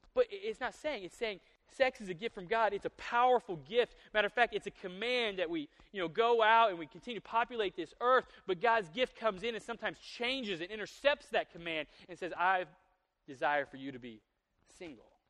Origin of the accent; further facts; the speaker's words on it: the South, United States; I'm from the South